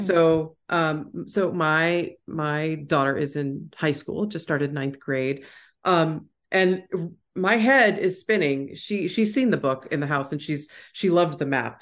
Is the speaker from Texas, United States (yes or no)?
yes; Houston, Texas, United States; I grew up in Houston, Texas